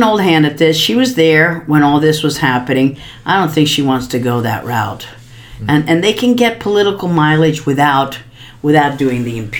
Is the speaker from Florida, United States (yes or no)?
yes; Miami, Florida, United States; President Trump was just in my hometown in Miami. We have a very large Hispanic population